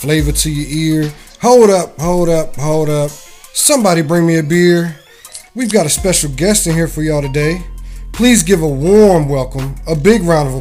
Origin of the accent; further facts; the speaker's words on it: North Carolina, United States; now in Norfolk, United States; I'm from North Carolina, about 3 hours from here. I grew up on the beach down there.